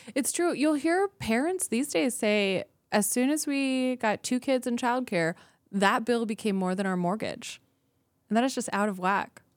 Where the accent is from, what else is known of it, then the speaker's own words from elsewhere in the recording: Anchorage, Alaska, United States; I was born and raised here in Anchorage